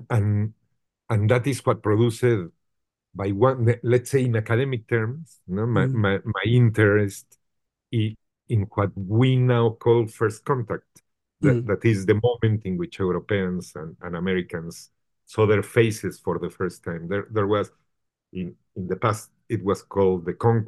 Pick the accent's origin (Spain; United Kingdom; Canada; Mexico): Mexico; Mexico City; English is a second language; moved away as an adult; also born or lived in Guadalajara, Mexico; I was a Mexico City kid, and I was not born in Mexico City. I was born in Guadalajara